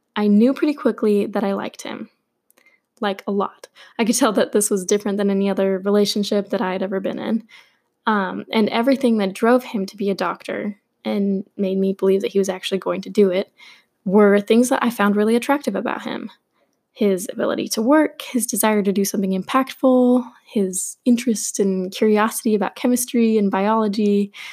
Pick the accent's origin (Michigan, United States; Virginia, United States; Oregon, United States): Oregon, United States; Portland; I was born and raised in Portland, Oregon